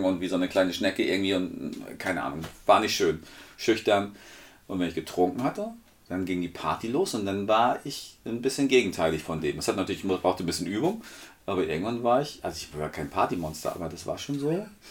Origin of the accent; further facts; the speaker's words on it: Northern Germany, Germany; wo ich herkomme